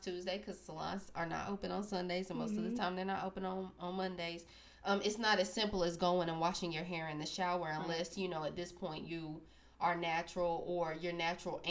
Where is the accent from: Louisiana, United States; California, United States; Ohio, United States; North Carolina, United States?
North Carolina, United States; Sanford; I'm from Sanford, North Carolina